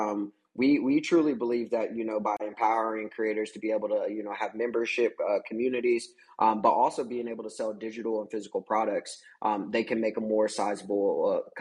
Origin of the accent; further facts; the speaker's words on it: Kansas, United States; I'm originally from Kansas